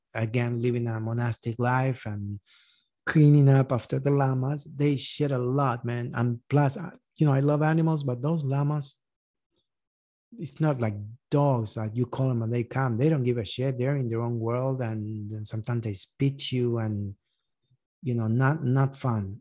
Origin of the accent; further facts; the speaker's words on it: Uruguay; moved away as an adult; also born or lived in East Texas; now in United States; I grew up in Uruguay